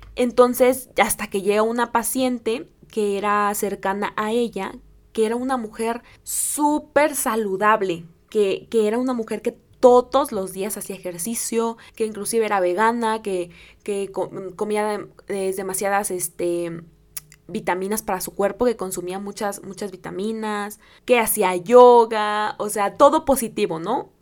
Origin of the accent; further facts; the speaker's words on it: Guerrero, Mexico; en el estado de Guerrero, que es mi, mi estado